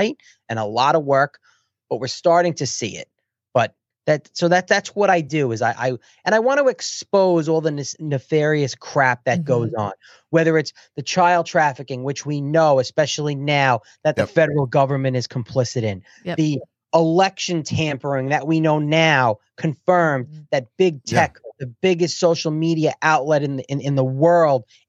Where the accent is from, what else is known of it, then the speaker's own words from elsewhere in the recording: United States; I'm an American